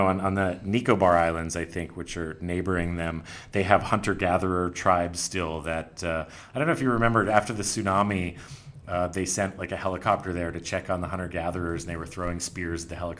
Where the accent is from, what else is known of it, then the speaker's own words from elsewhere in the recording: United States; I don't think as an American I'm going to be getting there anytime soon.